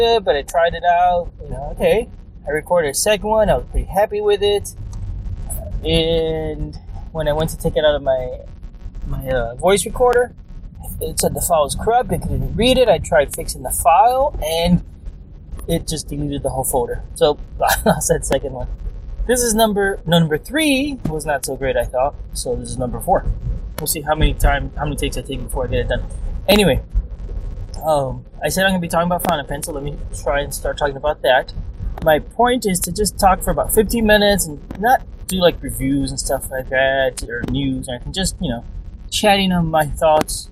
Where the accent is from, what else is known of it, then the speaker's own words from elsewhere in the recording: Hialeah, Florida, United States; moved away as an adult; also born or lived in San Francisco; We grew up in South Florida, in Hialeah, Florida